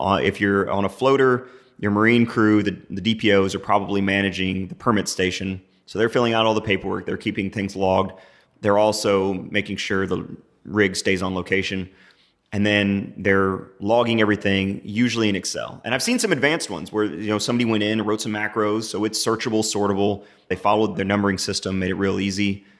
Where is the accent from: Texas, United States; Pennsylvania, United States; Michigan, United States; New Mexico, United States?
Texas, United States; New Braunfels; I grew up in New Braunfels. I'm back here in the Hill Country